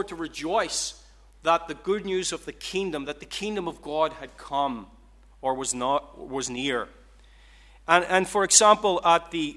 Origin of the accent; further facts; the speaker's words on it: Ireland; I'm Irish